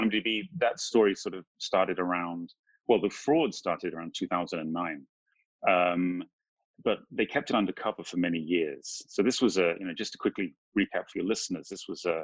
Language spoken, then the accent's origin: English; United Kingdom; moved away as an adult; also born or lived in Indonesia / India / Pakistan; now in Hong Kong; I grew up in the UK, but I came to Asia as a young guy, basically after high school